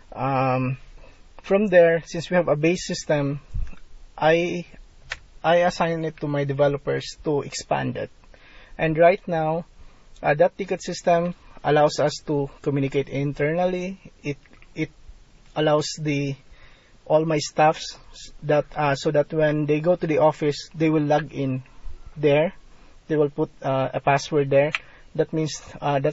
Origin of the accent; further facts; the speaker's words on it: Philippines; being a Filipino provider